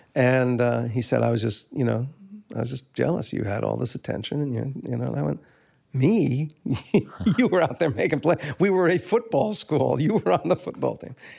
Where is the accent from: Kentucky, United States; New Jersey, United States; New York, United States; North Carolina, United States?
New Jersey, United States; Livingston; also born or lived in Maplewood; we moved from Maplewood to Livingston in that year